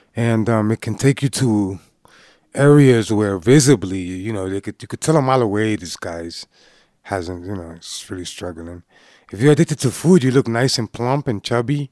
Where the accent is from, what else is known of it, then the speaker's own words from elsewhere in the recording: Boston, Massachusetts, United States; when growing up in Boston, you know, back in the nineties